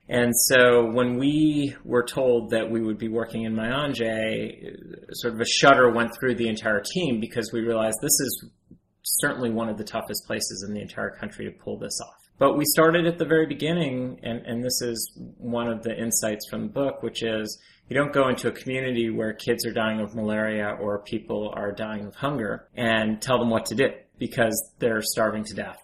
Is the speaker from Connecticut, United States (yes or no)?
yes; Ridgefield, Connecticut, United States; moved away as an adult; also born or lived in Rwanda; I was a nerdy teenager growing up in Ridgefield, Connecticut